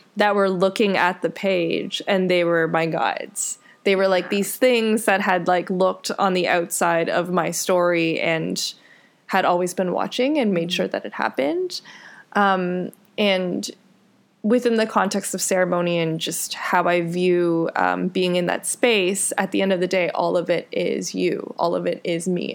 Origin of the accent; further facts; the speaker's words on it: Richmond Hill, Ontario, Canada; also born or lived in Scarborough; I was born in Scarborough, which is where my parents spent, I guess, their high school and university years. Um, and then I was actually raised in Richmond Hill